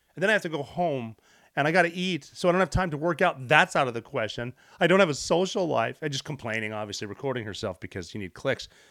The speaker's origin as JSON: {"language": "English", "town": "Butte", "region": "Montana", "country": "United States", "tie": "born or raised there", "moved": "yes", "said": "my hometown, Butte, Montana"}